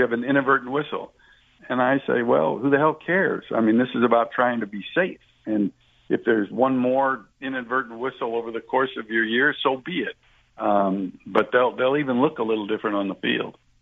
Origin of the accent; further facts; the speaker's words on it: West Coast, United States; I grew up on the West Coast